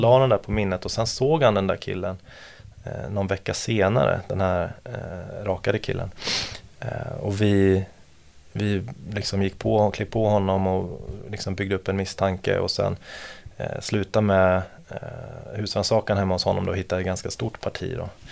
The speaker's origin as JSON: {"language": "Swedish", "town": "Gothenburg", "region": "Västra Götaland", "country": "Sweden", "moved": "as an adult", "lives_now": "Stockholm, Sweden", "said": "jag är från Göteborg från början"}